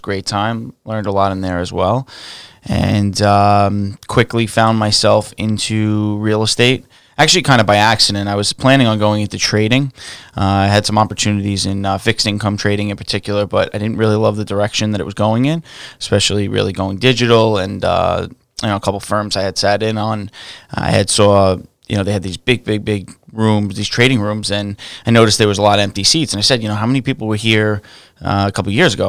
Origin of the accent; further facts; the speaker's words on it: New York City, New York, United States; I grew up in Staten Island. I was raised in, uh, like the westerly area